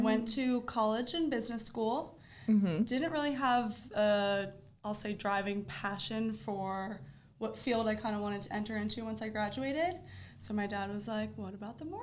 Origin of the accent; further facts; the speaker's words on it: Delaware, United States; moved away as an adult; now in Florida, United States; currently I live in Florida, but I'm originally from Delaware.